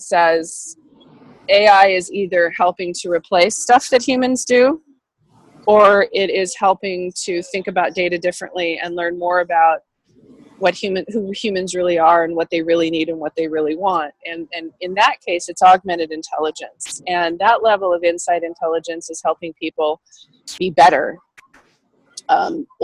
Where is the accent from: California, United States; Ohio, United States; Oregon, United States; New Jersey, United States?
California, United States; Sacramento; growing the startup ecosystem here in my hometown region